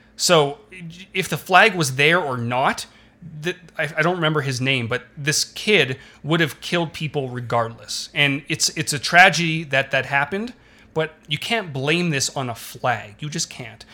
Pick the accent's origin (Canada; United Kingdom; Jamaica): Canada; I'm Canadian